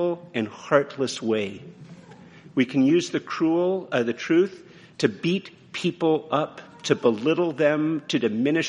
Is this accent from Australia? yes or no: no; Canada; I'm very Canadian, eh? Yeah, I'm very Canadian